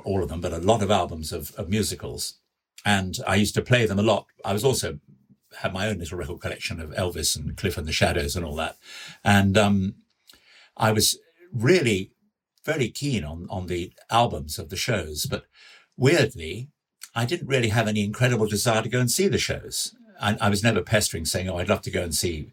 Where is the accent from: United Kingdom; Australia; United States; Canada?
United Kingdom; Hertfordshire, East of England; also born or lived in Buckinghamshire / Sussex; I didn't really grow up in Buckinghamshire. I grew up in Hertfordshire, just down the road from Bucks